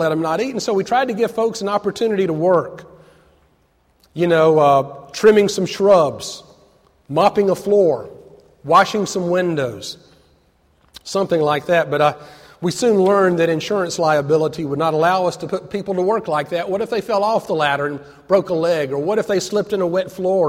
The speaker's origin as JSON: {"language": "English", "town": "Atlanta", "region": "Georgia", "country": "United States", "tie": "born or raised there", "said": "growing up in Atlanta as a Braves fan"}